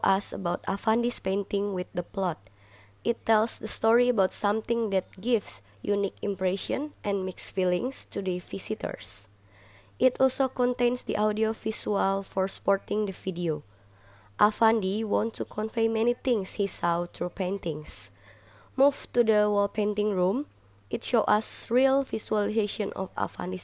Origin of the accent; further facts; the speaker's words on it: Jakarta, Indonesia; was born and raised in Jakarta, Indonesia.